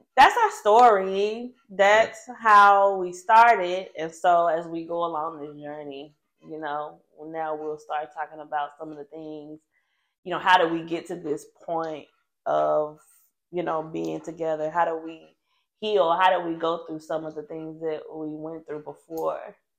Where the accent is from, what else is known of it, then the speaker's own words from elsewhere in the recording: Nashville, Tennessee, United States; now in Memphis, United States; originally from Nashville